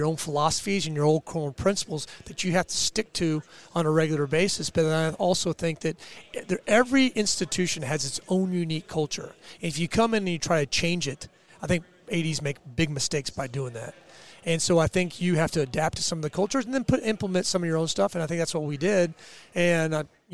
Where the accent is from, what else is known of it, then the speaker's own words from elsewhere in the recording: Kansas City, Kansas, United States; also born or lived in Liberal, Kansas; I grew up in the Big 12 footprint. I grew up in Kansas City area